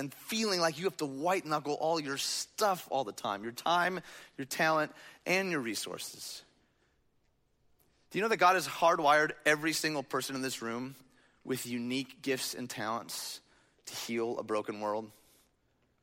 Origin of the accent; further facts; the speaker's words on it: outside Detroit, Michigan, United States; the little church that I grew up in outside Detroit